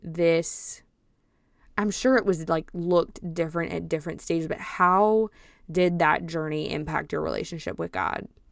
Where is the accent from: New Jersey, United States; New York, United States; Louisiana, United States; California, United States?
Louisiana, United States; Cajun; I'm Cajun